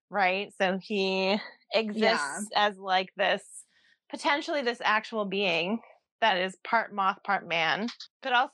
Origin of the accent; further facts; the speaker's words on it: Ohio, United States; now in Oregon, United States; growing up in Ohio